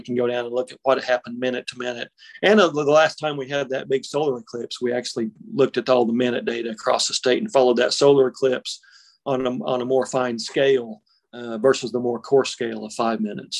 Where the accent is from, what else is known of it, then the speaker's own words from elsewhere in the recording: Buffalo, Oklahoma, United States; also born or lived in Norman, Oklahoma; I grew up in Buffalo, Oklahoma, out in the far northwestern corner of the main body of the state, almost the panhandle.